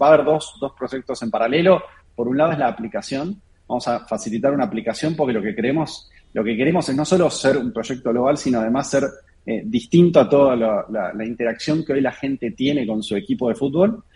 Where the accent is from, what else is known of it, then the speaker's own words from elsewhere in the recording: Argentina; parte de los founders somos argentinos